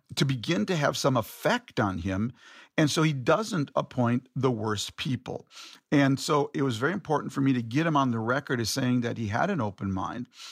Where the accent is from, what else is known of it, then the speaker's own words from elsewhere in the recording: Minneapolis, Minnesota, United States; my hometown of Minneapolis